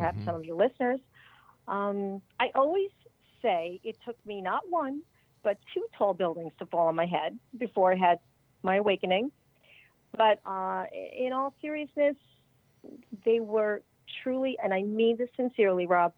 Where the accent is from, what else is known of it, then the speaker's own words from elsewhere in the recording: suburbs of New York, United States; also born or lived in Connecticut; I was raised in the suburbs of New York.